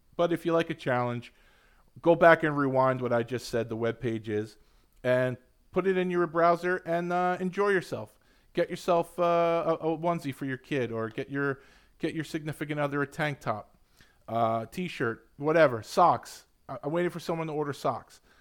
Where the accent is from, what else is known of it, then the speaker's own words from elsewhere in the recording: New York City, New York, United States; also born or lived in Long Island; I grew up in Queens and grew up on Long Island